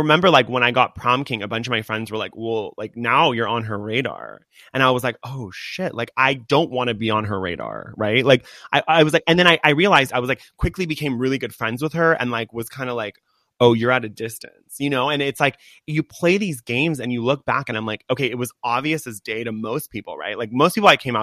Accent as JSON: {"language": "English", "town": "Laguna Beach", "region": "California", "country": "United States", "tie": "born or raised there", "said": "I grew up in Laguna Beach."}